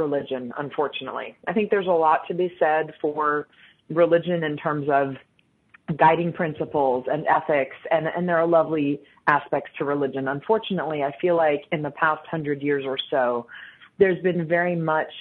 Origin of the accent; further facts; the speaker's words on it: United States; growing up in the United States